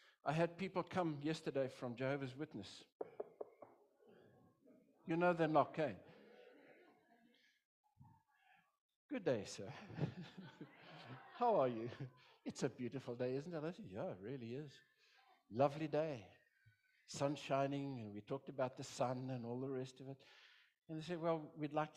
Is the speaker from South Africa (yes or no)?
yes; South Africa; I'm a pastor from South Africa